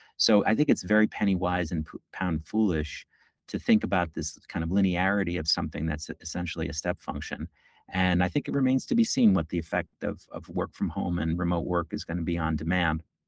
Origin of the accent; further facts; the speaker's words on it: New York, United States; I'm a New Yorker, born and bred. As they say, I've lived here my entire life except for the six years that I went to college.